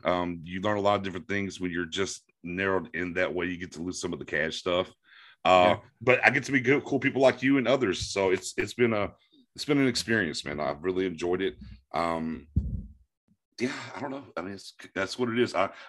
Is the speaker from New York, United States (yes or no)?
no; Florida, United States; also born or lived in East Texas; So basically, I was born in East Texas and then grew up a ton in Florida. And then in my elder statesmanship, back to East Texas and where I've been now.